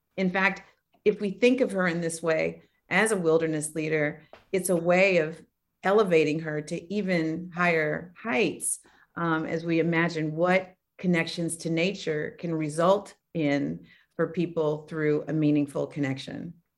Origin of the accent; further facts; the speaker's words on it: Oakland, California, United States; I grew up in Oakland, California